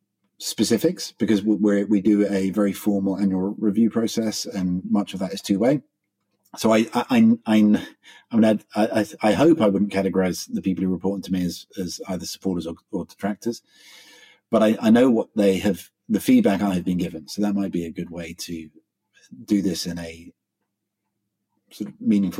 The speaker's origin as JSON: {"language": "English", "region": "England", "country": "United Kingdom", "moved": "yes", "lives_now": "Australia", "said": "I'm an Englishman."}